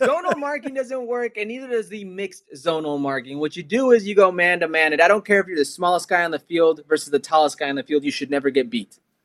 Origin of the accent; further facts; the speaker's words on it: Las Vegas, Nevada, United States; moved away as an adult; also born or lived in Los Angeles / Toronto / West Hartford; I was born in L A and I grew up in Vegas